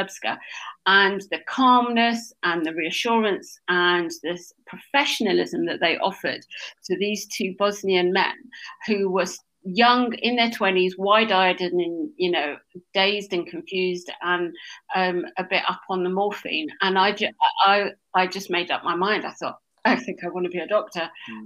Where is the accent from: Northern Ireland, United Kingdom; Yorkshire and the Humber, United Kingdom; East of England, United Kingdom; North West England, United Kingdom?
East of England, United Kingdom; Essex; I was born in Essex